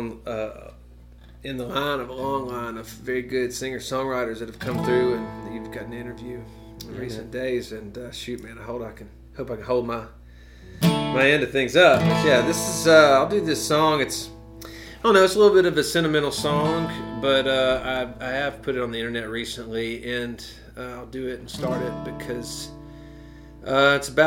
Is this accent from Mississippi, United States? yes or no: yes; Meridian, Mississippi, United States; I'm from Meridian. And grew up there, graduated